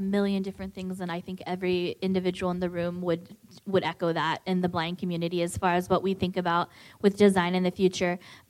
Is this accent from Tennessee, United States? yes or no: no; Southern California, United States; moved away as an adult; I grew up in Southern California where everybody gets a car when they turn 16 and you have to drive everywhere. So I intentionally left because I just felt very stuck. And I moved to a city with more public transportation.